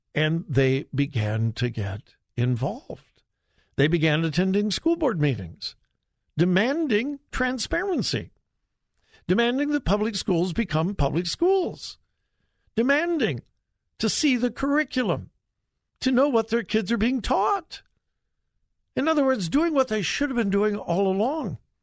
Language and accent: English; Southern California, United States; now in Ohio, United States; I am from Southern California